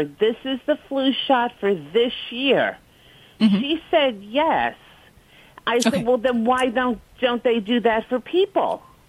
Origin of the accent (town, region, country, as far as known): Brooklyn, New York, United States; accent: New York; now in Clearwater, United States